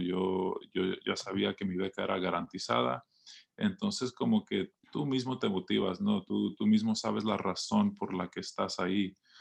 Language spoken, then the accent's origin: Spanish; Los Angeles, California, United States; creciendo en Los Ángeles